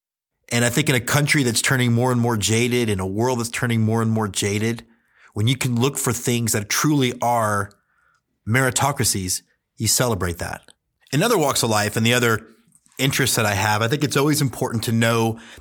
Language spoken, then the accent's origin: English; Houston, Texas, United States; I grew up in Houston, Texas, did not know anything about minor league baseball. I'm 44